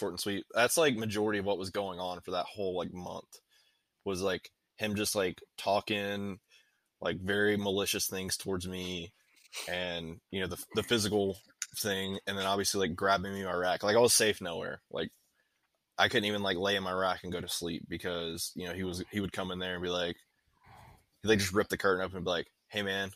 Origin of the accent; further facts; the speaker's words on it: North Carolina, United States; moved away as an adult; I'm from a town of 240 people back in North Carolina